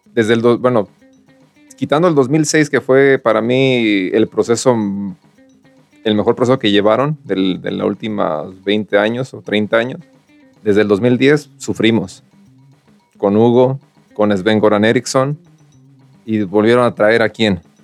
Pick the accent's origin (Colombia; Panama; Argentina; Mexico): Mexico; nosotros como mexicanos siempre decimos